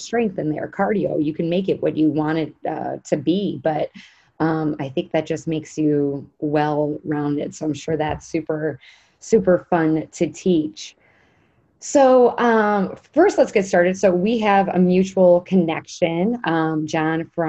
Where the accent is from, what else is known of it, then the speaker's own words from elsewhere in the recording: Chicago, Illinois, United States; also born or lived in Indiana; we're from Chicago